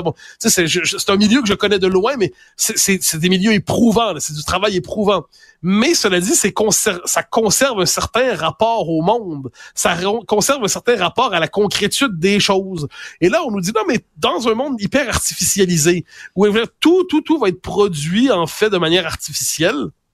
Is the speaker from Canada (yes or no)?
yes; Quebec, Canada; on est des Québécois